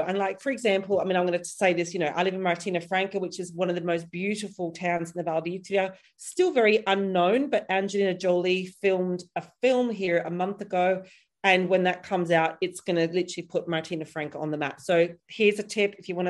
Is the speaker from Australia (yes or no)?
yes; Perth, Western Australia, Australia; accent: hybrid Australian-British; now in United Kingdom; I'm from Perth, Australia. So it's like the most isolated city in the world. And I moved to the UK in 2000.